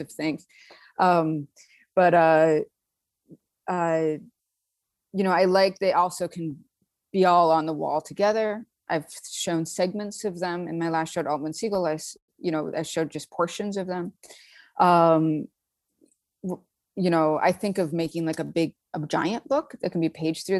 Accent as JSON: {"language": "English", "town": "Saint Paul", "region": "Minnesota", "country": "United States", "tie": "born or raised there", "moved": "as an adult", "lives_now": "Brooklyn, New York, United States", "said": "I'm from Saint Paul, and there's pretty good, when I, in the eighties, pretty good education system there. I went to a great public school"}